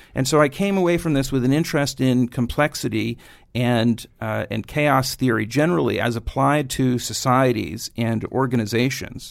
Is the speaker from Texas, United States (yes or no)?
no; New York City, New York, United States; grew up in Queens, went to high school at Stuyvesant downtown.